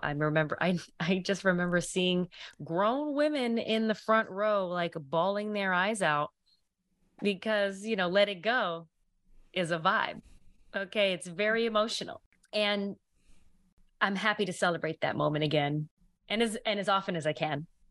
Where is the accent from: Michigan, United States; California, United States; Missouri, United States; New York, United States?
New York, United States; I'm originally from New York.